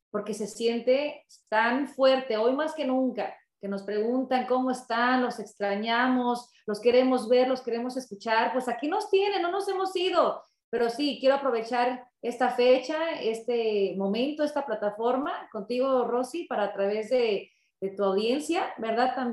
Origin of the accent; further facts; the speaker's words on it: San Pedro, California, United States; also born or lived in Chicago; yo nací en Chicago, eh, en la ciudad de los vientos, eh, pero no, no, no, no crecí en Chicago, crecí en Los Ángeles, exactamente en San Pedro, California